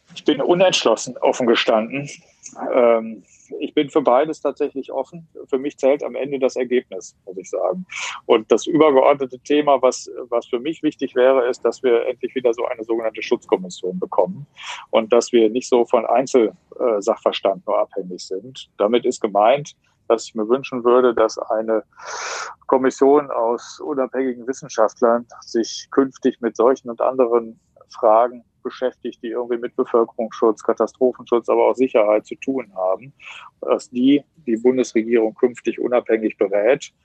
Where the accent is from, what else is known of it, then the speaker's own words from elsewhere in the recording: Wetter, North Rhine-Westphalia, Germany; also born or lived in Herdecke; In Herdecke bin ich geboren worden und in Wetter an der Ruhr aufgewachsen